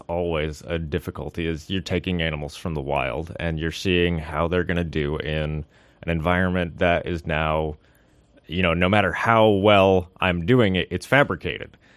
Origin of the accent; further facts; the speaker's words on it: Seattle, Washington, United States; moved away as an adult; also born or lived in Puget Sound; now in Sitka, United States; I'm originally from Washington, uh, the Seattle area